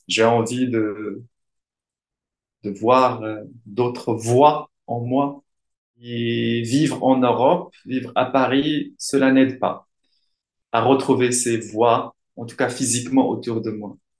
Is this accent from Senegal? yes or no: no; Morocco; first language Arabic; French is a second language; moved away as an adult; now in France; je suis marocain. Je suis né au Maroc en 1973 dans une famille euh, qui parle en arabe